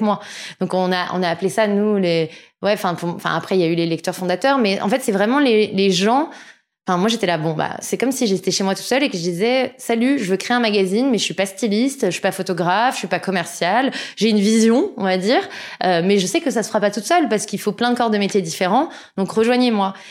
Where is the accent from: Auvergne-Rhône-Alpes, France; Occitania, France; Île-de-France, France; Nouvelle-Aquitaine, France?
Île-de-France, France; Sèvres; also born or lived in Argenteuil / Paris; je suis née à Argenteuil dans le 95 et j'ai grandi dans le 92 euh, à Sèvres majoritairement